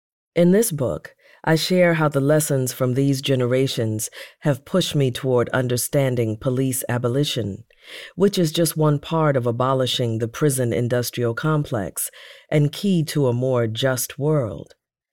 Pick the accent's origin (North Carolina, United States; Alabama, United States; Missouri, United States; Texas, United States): Missouri, United States; St. Louis; After the conference, my hometown, St. Louis, was next.